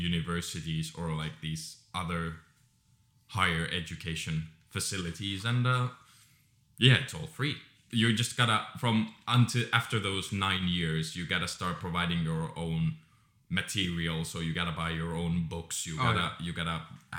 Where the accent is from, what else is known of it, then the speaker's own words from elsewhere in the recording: Finland; In Finland, we have 9 years